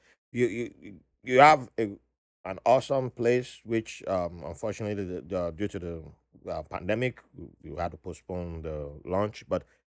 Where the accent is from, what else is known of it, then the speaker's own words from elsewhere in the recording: Benin City, Edo, Nigeria; I grew up in Benin City